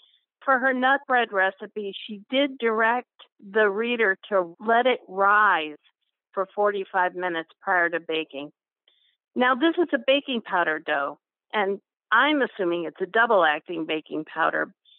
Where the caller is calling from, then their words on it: Mogadore, Ohio, United States; I'm calling from Mogador, Ohio. It's just outside of Akron.